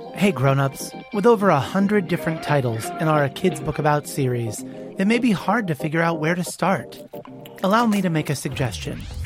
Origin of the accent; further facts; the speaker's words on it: Ontario, Canada; I'm eight years old and I'm from Ontario, Canada.